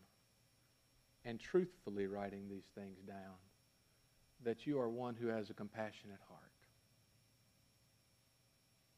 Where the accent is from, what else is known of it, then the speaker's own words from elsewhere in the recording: United States; I'm an American